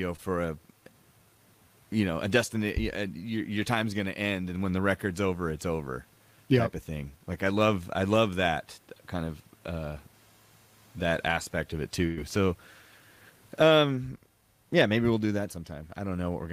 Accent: Carbondale, Illinois, United States; we're from Carbondale, Illinois

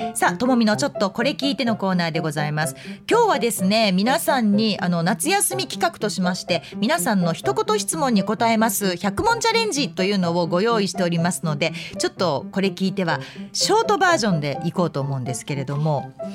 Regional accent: Yamanashi, Japan; moved away; 私のふるさと、まあ、山梨県なんですけれども甲府盆地があるので

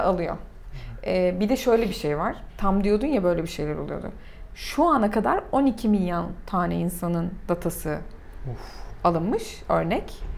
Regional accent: Turkey; also born or lived in United States; bütün dünyada Türkiye'denim dediğinde

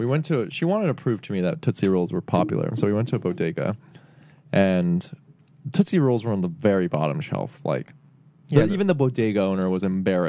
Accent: United States; I grew up in like very close to Mexico. So there's a lot of Mexicans in my hometown.

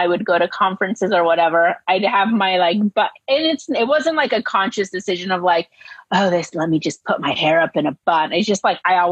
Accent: Murrieta, California, United States; growing up there

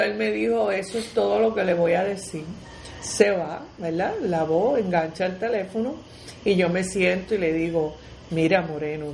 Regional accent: Puerto Rico; cómo somos los puertorriqueños

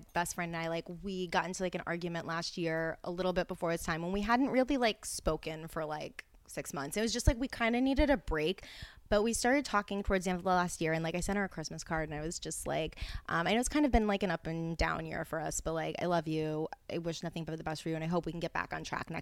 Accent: New Orleans, Louisiana, United States; also born or lived in Mandeville, Louisiana; now in West Hollywood, United States; I was born in New Orleans, and then until fifth grade, I lived across what's called the Causeway, which is a 24-mile bridge in a suburb

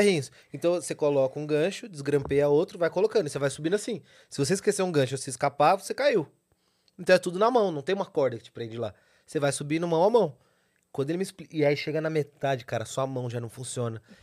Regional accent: São Paulo, Brazil; venho da Zona Sul de São Paulo. Pedreira, Zona Sul

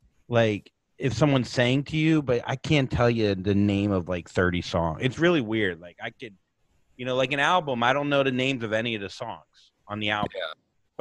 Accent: Port St. Lucie, Florida, United States; I grew up in Port St. Lucie where the Mets spring training is

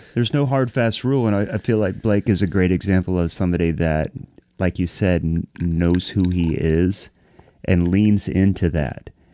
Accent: Columbus, Ohio, United States; I grew up in Columbus, so always went to Columbus Pro Percussion

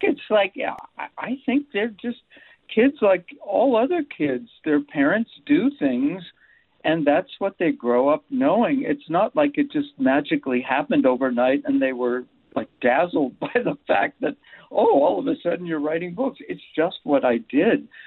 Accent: Erie, Pennsylvania, United States; I watched my dad go to work on the railroad when I was growing up in Erie, Pennsylvania

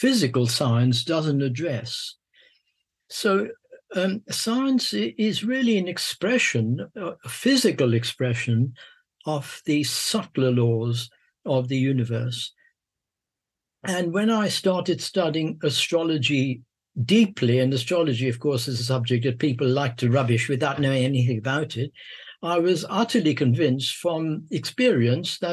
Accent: Mumbai, Maharashtra, India; moved away; also born or lived in London, United Kingdom / Sussex, United Kingdom / Oxford, United Kingdom; I was born in Bombay, born in the East, and educated in the West

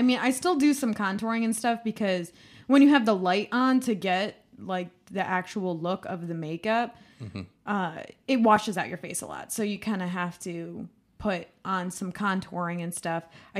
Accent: Medina, Ohio, United States; I am from Medina.

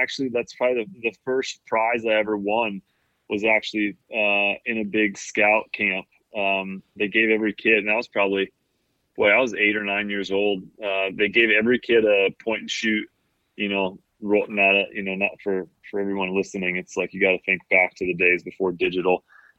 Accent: Kalamazoo, Michigan, United States; there was definitely green space around us growing up in Kalamazoo.

